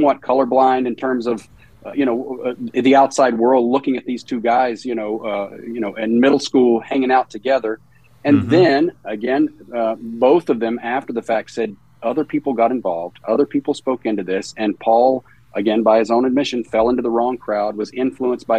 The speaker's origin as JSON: {"language": "English", "region": "southwest Virginia", "country": "United States", "tie": "born or raised there", "said": "I grew up in the American South. So I grew up in Virginia, in the southwest corner of Virginia, right on the Virginia-Tennessee border."}